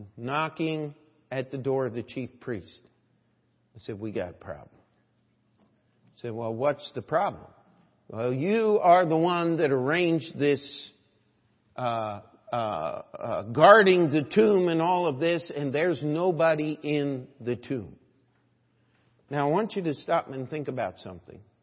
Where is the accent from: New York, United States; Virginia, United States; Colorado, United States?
New York, United States; I'm a New Yorker